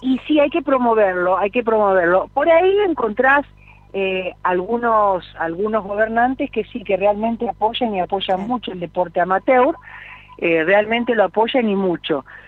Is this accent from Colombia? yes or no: no; Gálvez, Santa Fe, Argentina; Yo soy de la ciudad de Galvez, provincia de Santa Fe